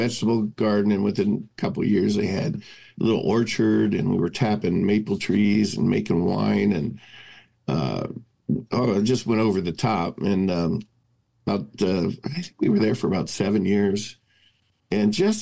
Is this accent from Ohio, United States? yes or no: yes; Cincinnati, Ohio, United States; I grew up in Cincinnati